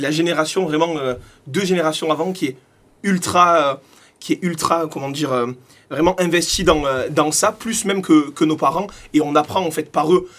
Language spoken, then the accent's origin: French; Marseille, Provence-Alpes-Côte d'Azur, France; je suis né à Marseille, j'ai toujours vécu à Marseille